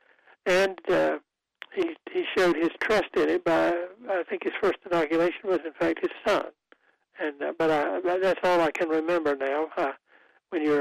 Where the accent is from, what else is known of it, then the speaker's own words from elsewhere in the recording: Goldsboro, North Carolina, United States; my hometown of Goldsboro and Wayne County